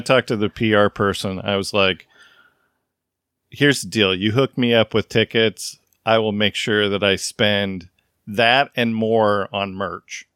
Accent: the Northwest, Pacific Northwest, United States; I grew up in the Northwest

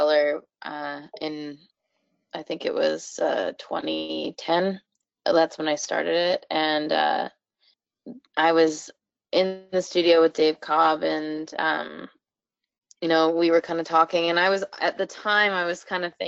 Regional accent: Canada; a lot of people assume that I'm not Canadian, and I definitely am. I still live here

